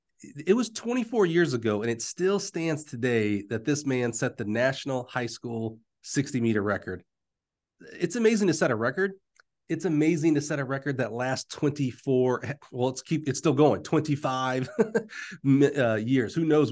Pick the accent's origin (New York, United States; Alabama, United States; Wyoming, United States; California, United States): Alabama, United States; I feel like I'm from Alabama.